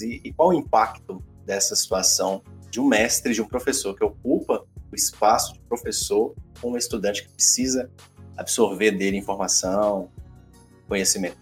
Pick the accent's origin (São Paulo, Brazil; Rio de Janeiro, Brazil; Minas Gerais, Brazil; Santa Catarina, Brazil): Minas Gerais, Brazil; Caratinga; de Minas Gerais, de Caratinga, minha, minha terra